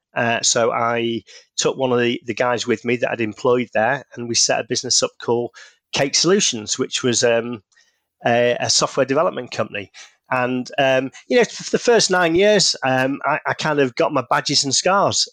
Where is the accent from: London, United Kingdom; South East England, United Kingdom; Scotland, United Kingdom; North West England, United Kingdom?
North West England, United Kingdom; Manchester; you can probably tell from the accent, based in the U K, in, uh, the, the north, uh, of England, in Manchester